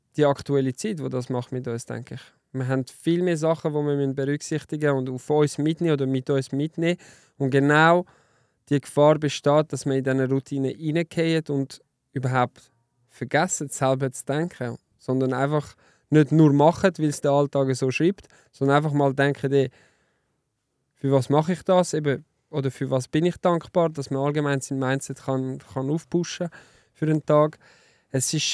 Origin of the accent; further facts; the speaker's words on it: Lausanne, Vaud, Switzerland; German is a second language; moved away; also born or lived in German-speaking Switzerland; Ich bin ja im Welsch aufgewachsen, in Lausanne